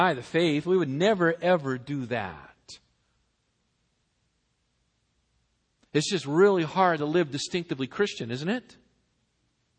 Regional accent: Massachusetts, United States; now in Southern California, United States; I was born and brought up in Massachusetts

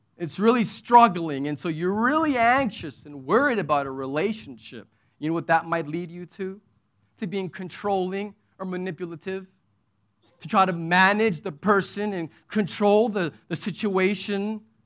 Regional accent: United States; now in United Arab Emirates; I'm American

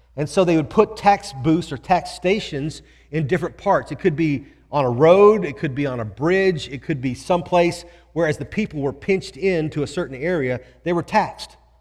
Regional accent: Houston, Texas, United States; I grew up here in Houston

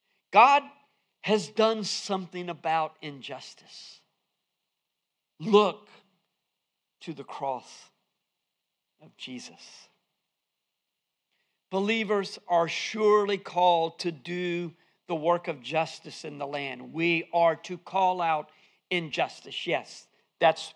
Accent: Fuquay-Varina, North Carolina, United States; accent: southern; I'm from Fuquay Varina.

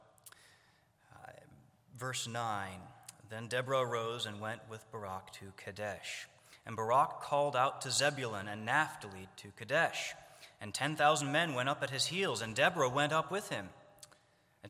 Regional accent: Northern Ohio, United States; I'm from Northern Ohio

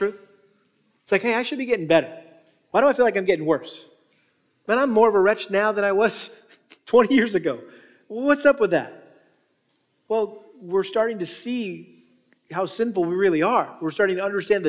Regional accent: New England, United States; moved away; our family had the privilege of going back to New England where I was from and got to take my wife and kids back to my hometown. And so I took them by the house I grew up

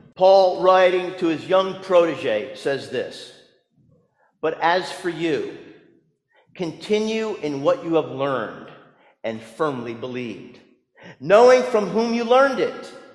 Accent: New Jersey, United States; growing up in New Jersey

